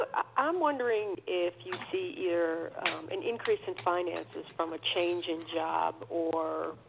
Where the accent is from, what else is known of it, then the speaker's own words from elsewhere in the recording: Connecticut, United States; I'm not from Canada. I'm from Connecticut.